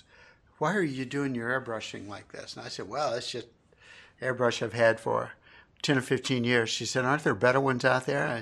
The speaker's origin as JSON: {"language": "English", "town": "Huntington", "region": "West Virginia", "country": "United States", "said": "I'm from the Huntington area"}